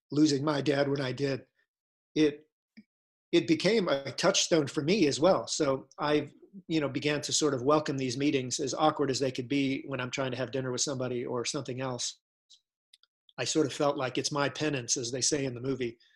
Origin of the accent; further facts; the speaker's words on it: Ohio, United States; "No, oh, no, I'm, I'm from Ohio. Sorry, you know."